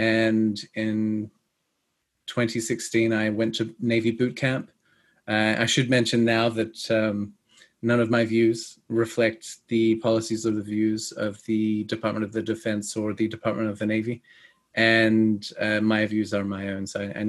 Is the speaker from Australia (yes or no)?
yes; Australia; I was born and raised in Australia. And my accent is not the most Australian. Most people confuse it for British, but that's because I speak English properly. I was born and raised in Australia